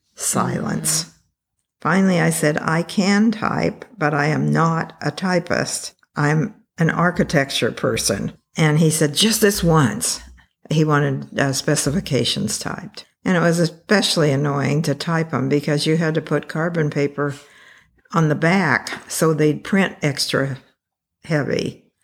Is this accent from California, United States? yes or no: yes; Taft, California, United States; I grew up in Taft, California. Well, not even in Taft, outside of Taft